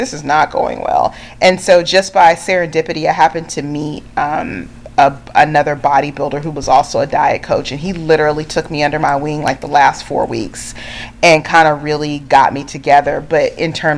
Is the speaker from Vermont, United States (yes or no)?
no; California, United States; I grew up in California